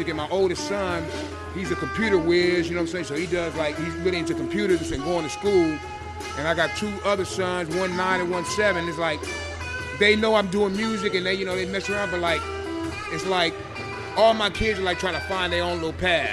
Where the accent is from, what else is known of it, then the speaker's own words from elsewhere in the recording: San Diego, California, United States; I'm born and raised in San Diego